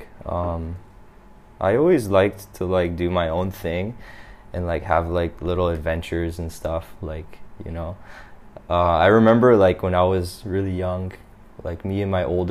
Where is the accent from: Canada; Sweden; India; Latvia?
Canada; Toronto, Ontario; moved away as an adult; also born or lived in Japan; now in Vietnam; I'm from Toronto